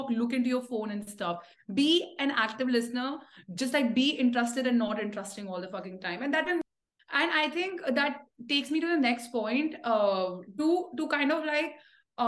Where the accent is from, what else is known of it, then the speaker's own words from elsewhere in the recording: India; I come from India